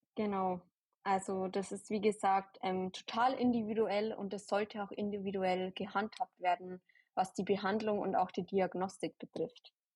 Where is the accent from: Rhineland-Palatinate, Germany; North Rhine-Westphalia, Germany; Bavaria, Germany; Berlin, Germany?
Bavaria, Germany; near Ingolstadt; Ich komme aus der Nähe von Ingolstadt